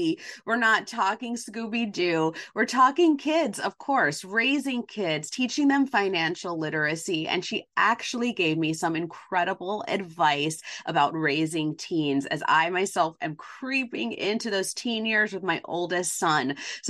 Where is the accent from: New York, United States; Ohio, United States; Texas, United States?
New York, United States; New York City; I'm a New Yorker, a native New Yorker